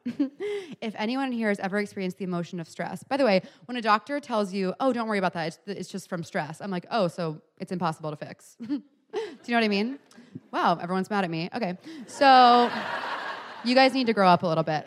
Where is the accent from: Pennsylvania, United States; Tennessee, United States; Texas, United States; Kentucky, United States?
Texas, United States; Houston; now in New York, United States; I'm from Texas originally, so I did a show in Houston, my hometown, years ago